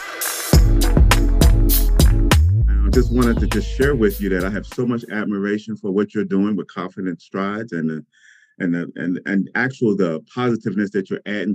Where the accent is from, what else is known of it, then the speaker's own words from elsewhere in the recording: Cincinnati, Ohio, United States; moved away as an adult; also born or lived in Atlanta, Georgia; I am originally from Cincinnati. I grew up here with two sisters and attended Woodward High School